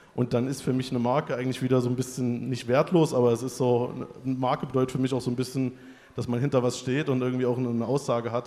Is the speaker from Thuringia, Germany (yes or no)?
yes; Weimar, Thuringia, Germany; ich komme aus Weimar